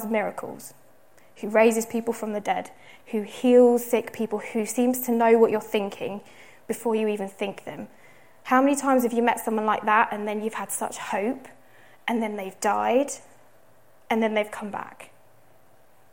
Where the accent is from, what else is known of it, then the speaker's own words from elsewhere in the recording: United Kingdom; we're British, some of us here